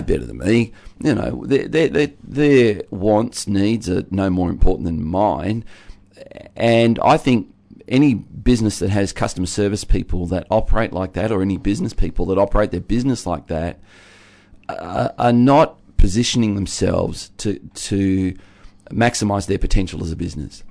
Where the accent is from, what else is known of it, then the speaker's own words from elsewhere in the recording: Tasmania, Australia; being a Tasmanian